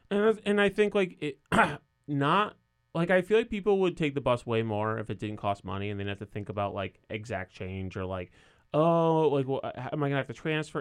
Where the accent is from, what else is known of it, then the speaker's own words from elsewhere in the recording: Coventry, Connecticut, United States; moved away; I'm from Coventry